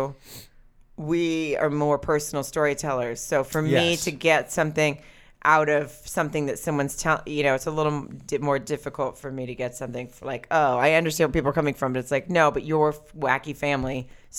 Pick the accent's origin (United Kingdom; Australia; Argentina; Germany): Germany; born there; I can't do a German. I was born in Germany.